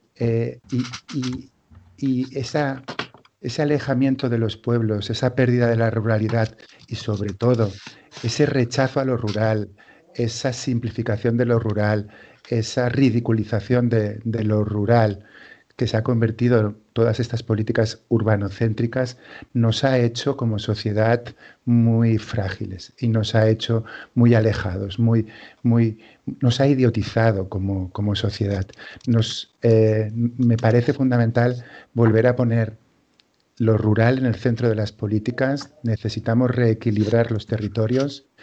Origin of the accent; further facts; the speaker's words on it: inland Catalonia, Spain; mi pueblo está en una zona de secano de la, de la Cataluña interior